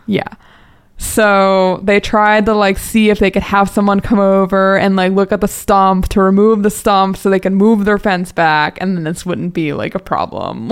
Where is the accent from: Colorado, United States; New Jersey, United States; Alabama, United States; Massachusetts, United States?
New Jersey, United States; now in Conshohocken, United States; I'm from Jersey, so I'm like a Jersey girl